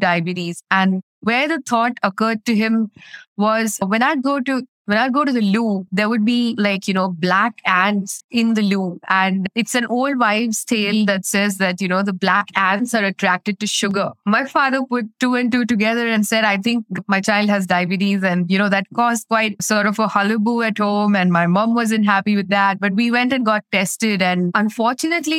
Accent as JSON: {"language": "English", "country": "India", "said": "I'm from India"}